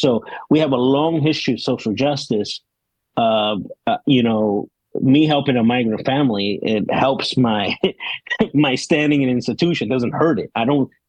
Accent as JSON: {"language": "English", "town": "Chicago", "region": "Illinois", "country": "United States", "tie": "born or raised there", "also_born_or_lived": "California / Puerto Rico / Denver", "moved": "yes", "said": "I ended up growing up in the South Side of Chicago, uh, the part that tourists don't like to go to."}